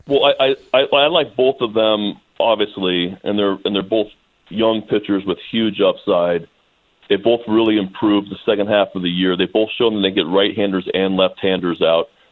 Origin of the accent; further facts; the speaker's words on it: Bay Area, California, United States; I grew up in the Bay Area